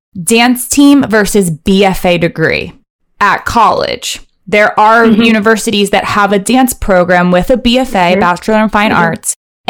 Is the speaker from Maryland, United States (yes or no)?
yes; Maryland, United States; I grew up in Maryland.